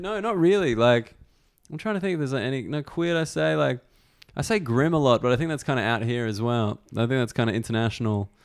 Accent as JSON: {"language": "English", "country": "Australia", "said": "as an Australian"}